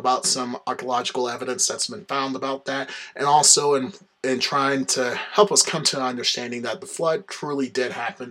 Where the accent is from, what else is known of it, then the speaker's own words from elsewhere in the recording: the South, United States; I'm from the South